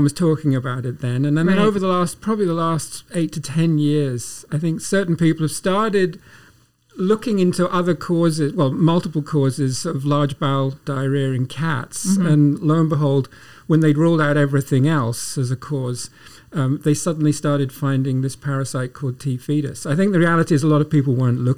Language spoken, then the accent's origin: English; England, United Kingdom; moved away as an adult; also born or lived in Glasgow, Scotland / Nairobi, Kenya; now in Guelph, Canada; I grew up in England, but ended up going to vet school at the University of Glasgow on the west coast of Scotland.